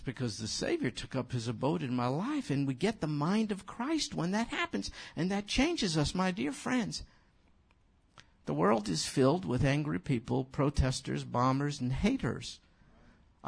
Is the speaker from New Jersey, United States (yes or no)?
no; New York City, New York, United States; That's my hometown.